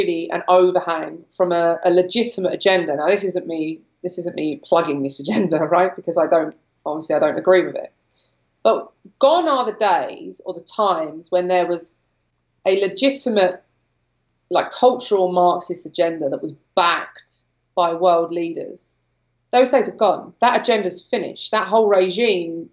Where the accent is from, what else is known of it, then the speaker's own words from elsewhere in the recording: London, United Kingdom; moved away as an adult; I'm from London. I grew up in London. I no longer live there